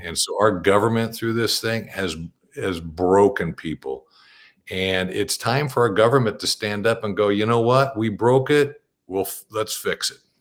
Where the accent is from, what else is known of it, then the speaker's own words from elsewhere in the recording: Bakersfield, California, United States; now in Sisters, United States; I grew up in the Central Valley of, of California and Bakersfield